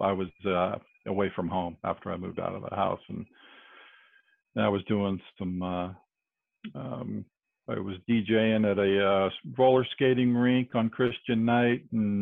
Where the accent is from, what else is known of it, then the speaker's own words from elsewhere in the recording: California, United States; now in Alabama, United States; I was a native Californian for pretty much most of my life. During my fourth grade year, my father was transferred up north to the Bay Area, where I grew